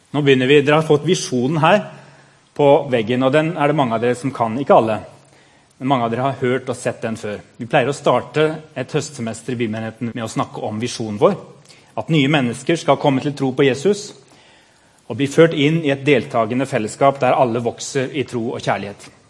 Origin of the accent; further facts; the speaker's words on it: Madagascar; moved away; jeg er født på Madagaskar